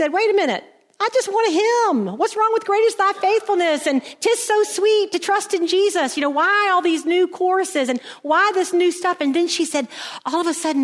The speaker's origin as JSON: {"language": "English", "region": "South Carolina", "country": "United States", "tie": "born or raised there", "moved": "yes", "said": "Now I'm from South Carolina and that's where we were. And I know all about South Carolina because I'd been there all my life."}